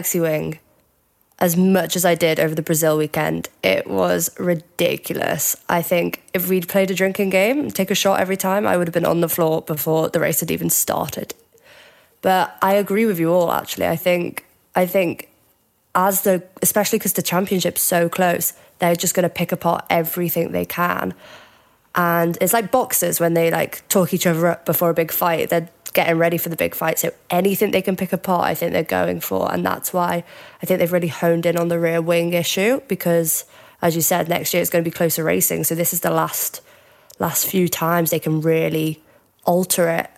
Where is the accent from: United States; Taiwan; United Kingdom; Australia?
United Kingdom; Cheshire, North West England; moved away as an adult; now in Glasgow, United Kingdom; I am actually from Cheshire, near Liverpool, but I'm up in Glasgow at the moment studying